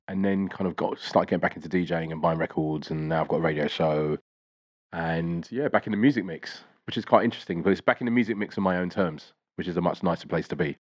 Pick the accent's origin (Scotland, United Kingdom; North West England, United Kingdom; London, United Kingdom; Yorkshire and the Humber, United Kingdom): London, United Kingdom; I grew up in East Dulwich in, in school in South London.